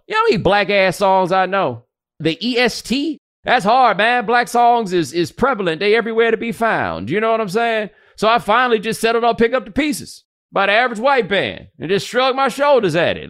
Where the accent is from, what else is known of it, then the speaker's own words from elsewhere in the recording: Texas, United States; as a Texan, I've been to quite a few Juneteenth celebrations